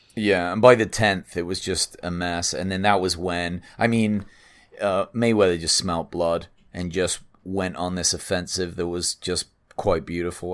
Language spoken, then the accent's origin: English; England, United Kingdom; moved away as an adult; now in United States; I'm English